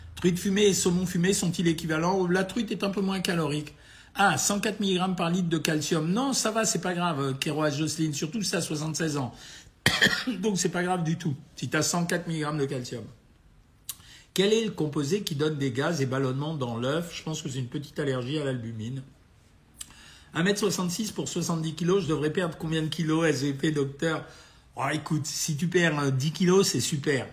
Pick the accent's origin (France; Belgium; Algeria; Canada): Algeria; Oran, Oran Province; moved away; moi-même, je suis né à Oran